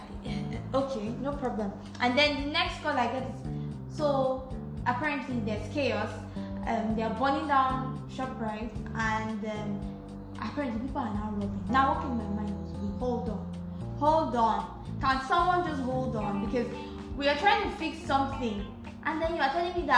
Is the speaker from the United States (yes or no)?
no; Nigeria; I'm Nigerian